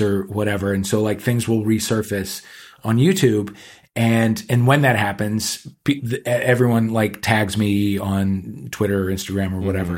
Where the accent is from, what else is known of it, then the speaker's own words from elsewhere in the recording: St. Louis, Missouri, United States; moved away; we're both gays from Saint Louis, Missouri.